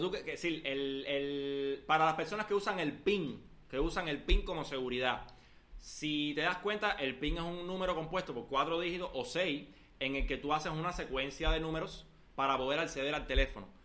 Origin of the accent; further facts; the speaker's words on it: Cuba; Somos cubanos, queremos hacer un, emprendimiento tecnológico, informativo desde Cuba